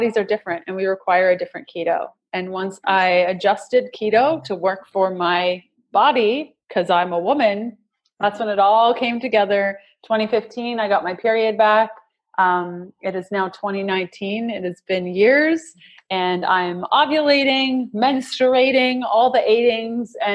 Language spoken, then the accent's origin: English; Canada; We're Canadian